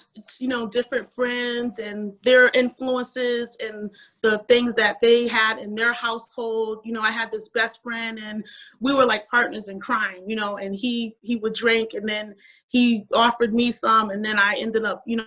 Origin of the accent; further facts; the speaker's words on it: Waterbury, Connecticut, United States; I grew up in Waterbury, Connecticut.